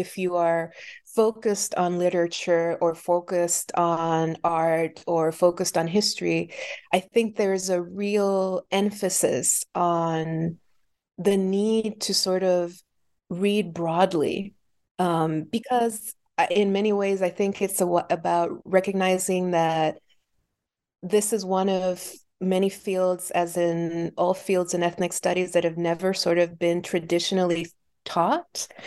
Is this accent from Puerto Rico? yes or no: yes; Puerto Rico; now in Philadelphia, United States; I was born and raised in Puerto Rico